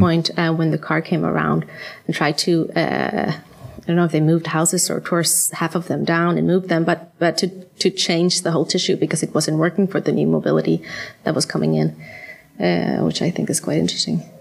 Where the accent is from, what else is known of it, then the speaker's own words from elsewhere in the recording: Sweden; moved away as an adult; also born or lived in United States / New York; now in Copenhagen, Denmark; I'm from Sweden, uh, where I was trained as an architect.